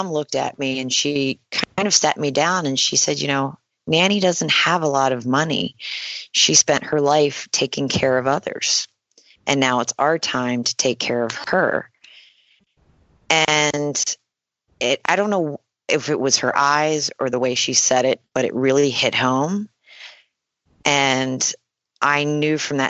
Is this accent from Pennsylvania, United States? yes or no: yes; Pennsylvania, United States; I'm from Pennsylvania, and I've been a family person